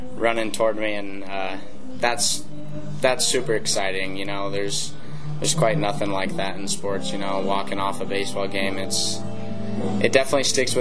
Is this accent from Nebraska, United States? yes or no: yes; Omaha, Nebraska, United States; I'm from Omaha.